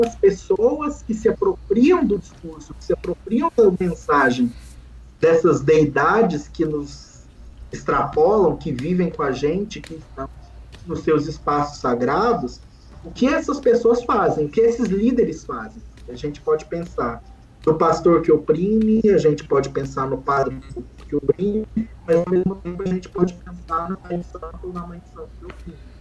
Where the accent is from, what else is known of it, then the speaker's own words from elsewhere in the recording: Brazil; nós que somos brasileiros